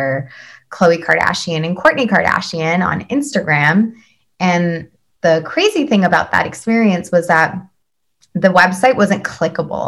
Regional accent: Vancouver, British Columbia, Canada; moved away as an adult; now in New York, United States; I've been born and raised in Vancouver

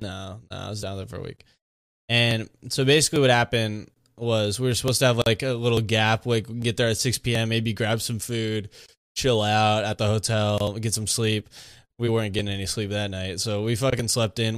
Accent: Monterey, California, United States; I'm from Monterey

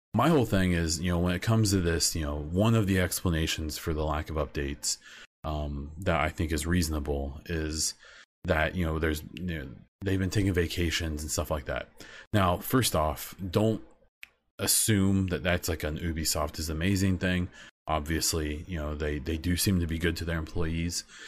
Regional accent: Midwest, United States; I'm from the Midwest in the United States.

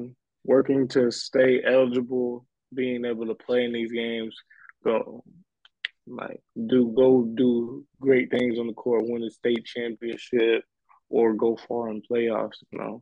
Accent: Indiana, United States; moved away as an adult; now in California, United States; I was back home in Indiana, playing high school ball, still a student athlete in high school.

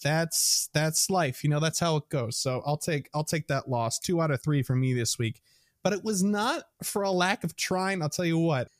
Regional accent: Midwest, United States; accent: Midwestern; my Midwestern accent

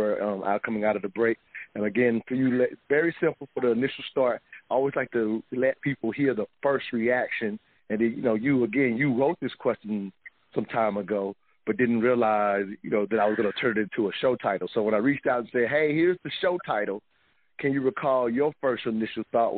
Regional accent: United States; myself and DeAsia being pretty much born and raised in American culture

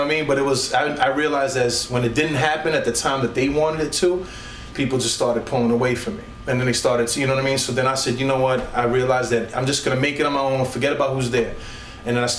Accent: New York City, New York, United States; moved away as an adult; now in Allentown, United States; Native New Yorker from Brooklyn, New York, you know, grew up and born and raised in Brooklyn.

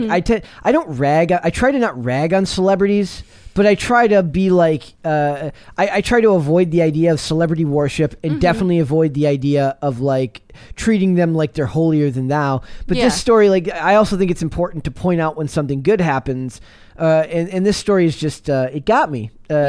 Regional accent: Minnesota, United States; I am from Minnesota.

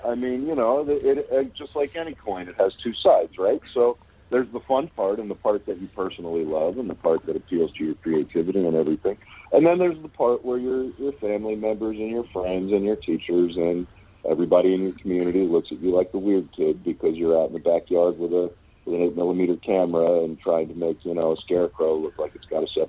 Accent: Pittsburgh, Pennsylvania, United States; moved away; also born or lived in Los Angeles / Kentucky; Born and raised in Pittsburgh and kind of traveled the country for a lot of years. Lived in L.A. for about 15 years. And I've been in Kentucky for the past 6 years now

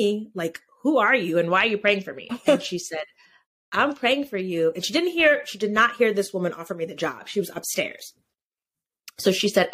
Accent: Connecticut, United States; also born or lived in Georgia; I grew up in the town that the pregnancy center is

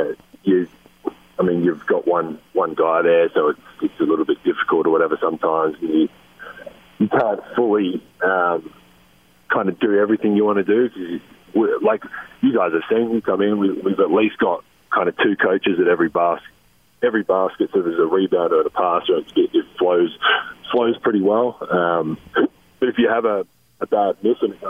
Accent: Australia; moved away as an adult; now in United States; being an Australian living in this country

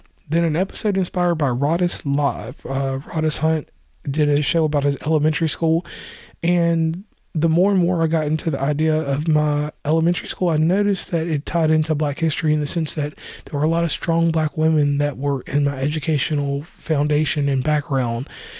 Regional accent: West Virginia, United States; I'm from West Virginia

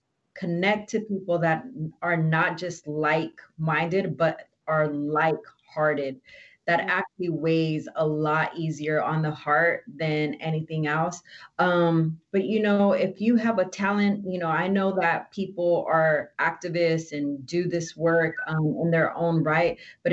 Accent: Oxnard, California, United States; Like, I've never grew up in a black and white town. I grew up in Oxnard. We were everything, right?

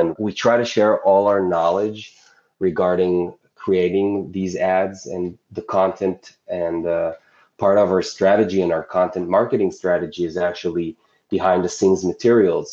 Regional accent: Israel; I'm from Israel

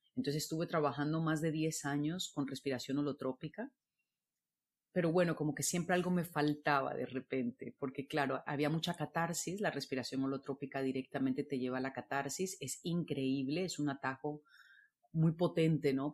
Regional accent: Colombia; moved away as an adult; also born or lived in Barcelona; yo soy colombiana

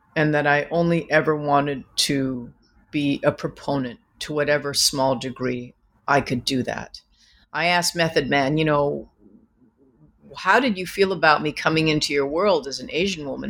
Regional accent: Vancouver, British Columbia, Canada; moved away; growing up in Vancouver, I was a yellow girl in a white world who wanted to be white

